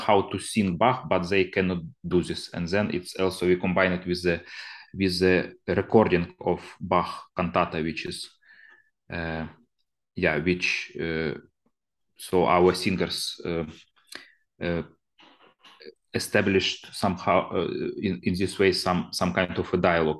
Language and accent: English; Zaporizhzhia Oblast, Ukraine; now in Kyiv, Ukraine; I'm originally from Zaporizhia. I just came yesterday from this place, and my home village is now on front line.